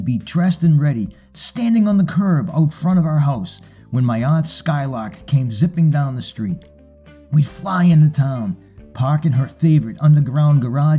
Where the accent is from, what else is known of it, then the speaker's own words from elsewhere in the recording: Boston, Massachusetts, United States; I grew up in Boston and was a kid during the late 60s and early 70s.